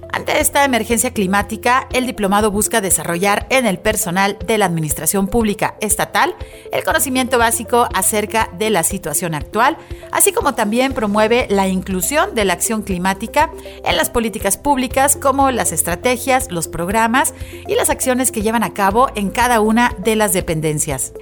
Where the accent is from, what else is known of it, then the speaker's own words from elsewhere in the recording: Jalisco, Mexico; aquí en nuestro estado de Jalisco